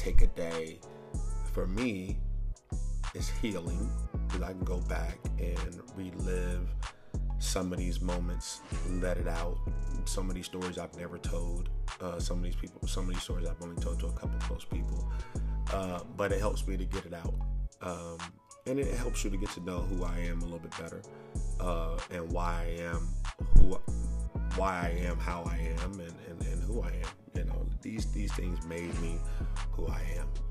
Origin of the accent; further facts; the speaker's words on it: St. Louis, Missouri, United States; I was born in St. Louis. Lots of poverty.